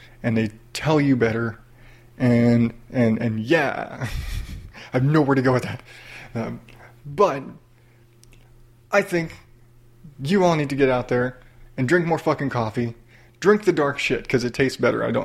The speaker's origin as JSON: {"language": "English", "region": "the South", "country": "United States", "tie": "born or raised there", "said": "I grew up in the South"}